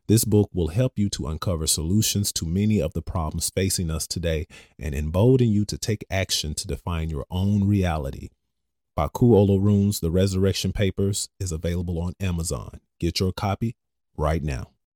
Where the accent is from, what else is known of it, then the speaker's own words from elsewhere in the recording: Cameroon; now in United States; I come from Cameroon.